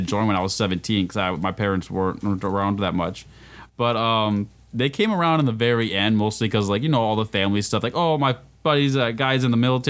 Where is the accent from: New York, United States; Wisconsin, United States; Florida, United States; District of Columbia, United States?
Wisconsin, United States; now in Minnesota, United States; I'm originally from Wisconsin, currently reside in Minnesota